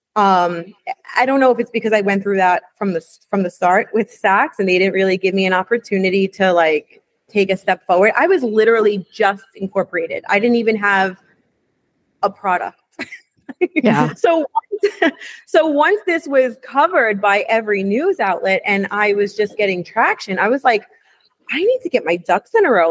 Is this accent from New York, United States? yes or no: yes; New York City, New York, United States; I grew up in New York City.